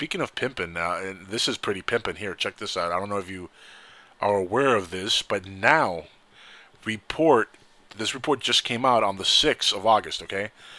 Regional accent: California, United States; I grew up in California

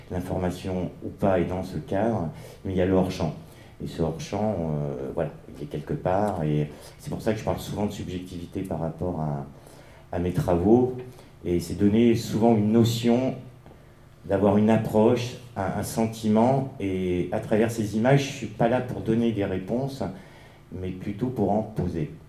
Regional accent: Paris, Île-de-France, France; Ah, je suis parisien, excusez-moi.

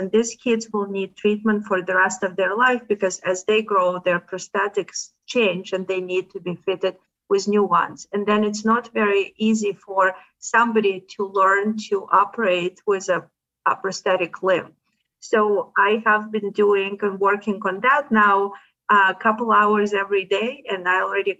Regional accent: Odesa, Odesa Oblast, Ukraine; now in United States; how the city that I'm from was affected. I'm from Odesa.

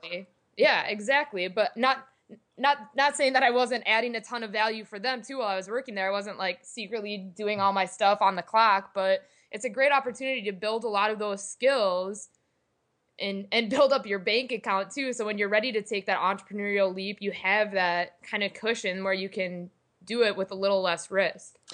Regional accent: Green Bay, Wisconsin, United States; I am originally from Green Bay, Wisconsin

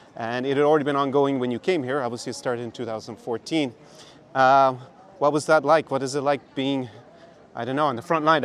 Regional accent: west coast of Ireland, Ireland; now in Odessa, Ukraine; having grown up on the west coast of Ireland.

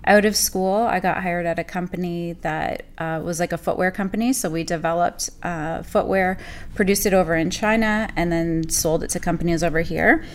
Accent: Burlington, Ontario, Canada; also born or lived in Saudi Arabia / Germany; I'm born and raised in Burlington.

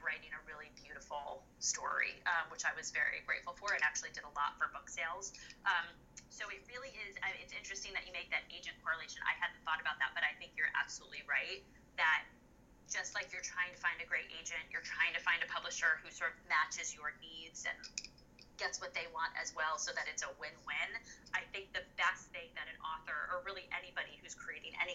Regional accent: Hudson Valley, upstate New York, United States; I was born and raised in the Hudson Valley, which is in upstate New York.

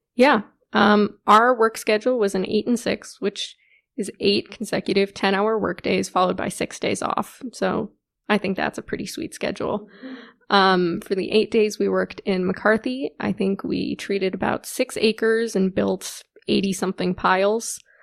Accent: McLean, Virginia, United States; moved away as an adult; also born or lived in Ohio / Alaska; So I grew up here in McLean, Virginia, which is pretty close to Washington, D C

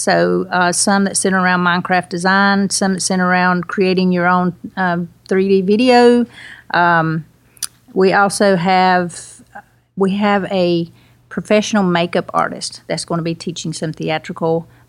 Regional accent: Asheboro, North Carolina, United States; moved away as an adult; also born or lived in Virginia; I am originally from Asheboro. I did spend 10 years of my life in Withfield, Virginia, but I am back home

